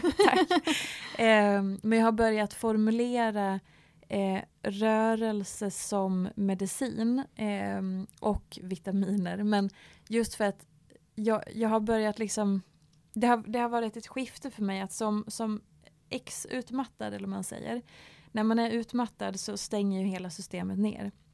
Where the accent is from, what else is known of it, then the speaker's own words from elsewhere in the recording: Dalarna County, Sweden; moved away; hemma i Dalarna eh, på skoltiden